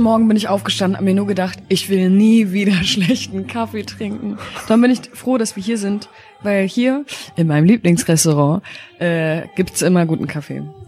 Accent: Berlin, Germany; Ich bin in der Charité geboren, in Wedding und ähm, bin in Moabit aufgewachsen

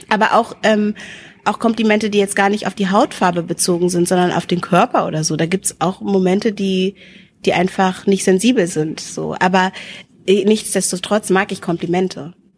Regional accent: Hanover, Lower Saxony, Germany; also born or lived in Wendland, Lower Saxony; ich bin im, bin im Wendland geboren so und bin hier in Linden, in Hannovers Linden aufgewachsen.

